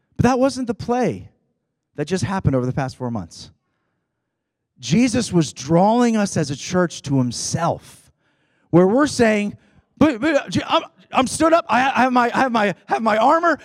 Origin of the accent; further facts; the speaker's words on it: Rochester, New York, United States; We're from Rochester, New York